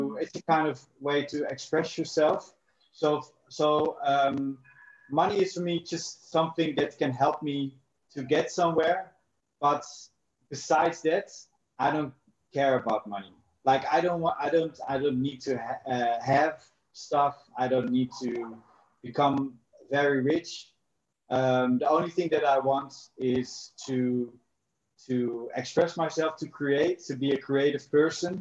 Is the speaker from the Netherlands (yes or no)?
yes; Netherlands; moved away as an adult; also born or lived in South Africa; I'm from the Netherlands. I've lived in South Africa for 10 years.